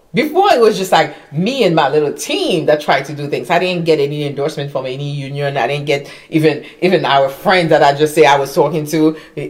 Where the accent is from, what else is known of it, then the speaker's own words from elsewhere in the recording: Haiti; now in New York, United States; Haitian. Oh, proud Haitian.